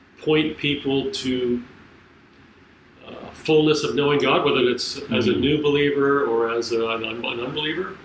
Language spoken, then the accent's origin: English; Michigan, United States; moved away as an adult; also born or lived in Minnesota / France; now in Toccoa, United States; my wife and I grew up in Michigan